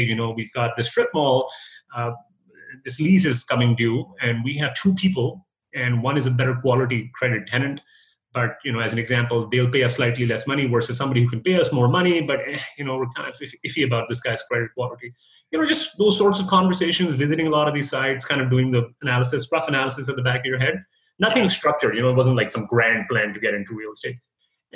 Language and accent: English; Canada; moved away as an adult; also born or lived in United States; now in Dallas, United States; I'm a Canadian guy